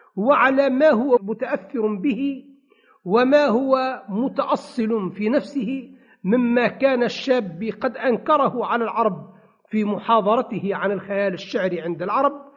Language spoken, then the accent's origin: Arabic; Tunisia; عندنا بتونس